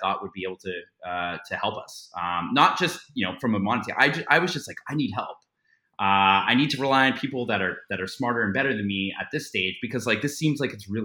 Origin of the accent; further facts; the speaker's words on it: Toronto, Ontario, Canada; I grew up in Canada, I grew up in Toronto